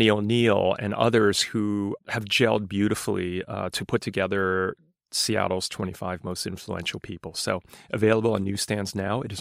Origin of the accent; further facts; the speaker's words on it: London, United Kingdom; born there; also born or lived in New York, United States; I mean, I was born in London and lived in New York, but but but my parents were immigrants.